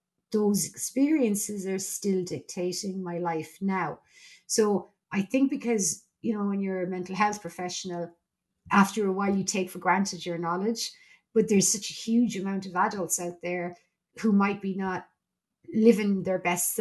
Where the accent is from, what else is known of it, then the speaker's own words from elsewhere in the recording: Ireland; I'm Irish and I'm a member of the EU